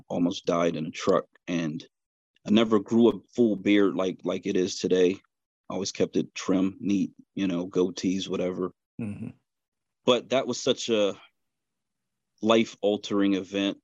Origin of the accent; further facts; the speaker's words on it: Pittsburgh, Pennsylvania, United States; right in western Pennsylvania. Um, born and raised, grew up here